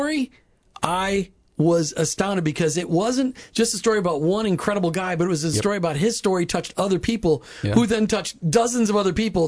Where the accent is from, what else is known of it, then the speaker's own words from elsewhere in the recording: Indian Rocks Beach, Florida, United States; Let's go to Indian Rocks Beach. You highlight a story from my hometown